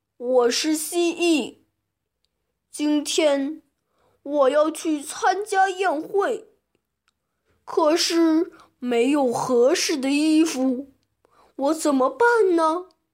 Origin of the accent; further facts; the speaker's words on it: Taiyuan, Shanxi, China; 我来自山西太原